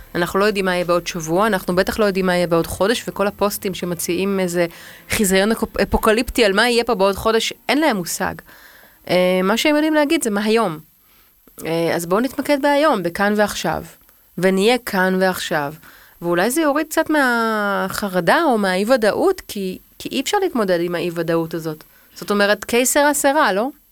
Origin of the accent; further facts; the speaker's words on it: Tel Aviv, Tel Aviv District, Israel; אני בת 42, אני תל אביבית